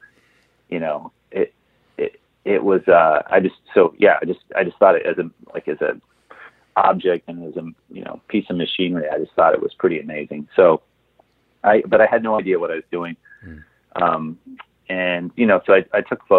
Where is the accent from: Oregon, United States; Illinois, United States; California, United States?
Oregon, United States; Portland; now in Los Angeles, United States; I grew up in Portland, Oregon.